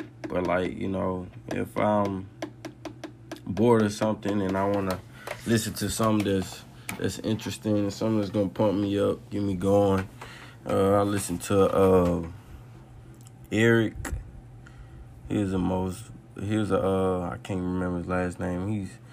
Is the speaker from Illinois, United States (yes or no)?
no; New Orleans, Louisiana, United States; From my hometown